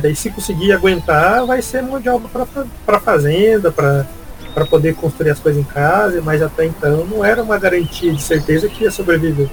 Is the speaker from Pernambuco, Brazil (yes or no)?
no; northern Paraná, Brazil; now in Curitiba, Brazil; também não sou aqui do, de Curitiba, sou do norte do Paraná